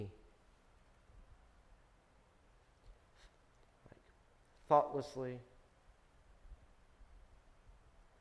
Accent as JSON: {"language": "English", "country": "United States", "said": "I'm an American"}